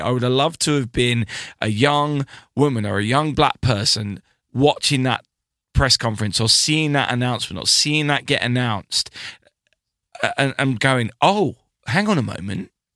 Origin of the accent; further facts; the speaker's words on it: United Kingdom; I'm British